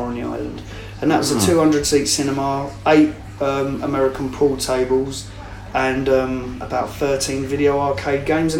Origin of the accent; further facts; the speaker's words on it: England, United Kingdom; even though I'm an Englishman, I'm still promoting and pushing